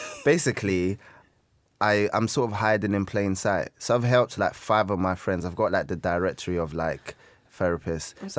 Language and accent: English; Peckham, London, United Kingdom; I'm from Peckham.